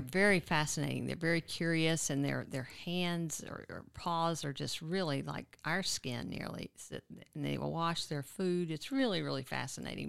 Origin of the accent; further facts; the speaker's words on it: Nacogdoches, Texas, United States; now in Austin, United States; I grew up in East Texas in Nacogdoches.